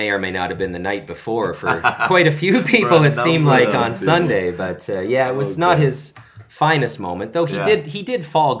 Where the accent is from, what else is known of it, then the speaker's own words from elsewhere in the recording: Canada; now in South Korea; As a Canadian, we were all taught like game seven overtime winner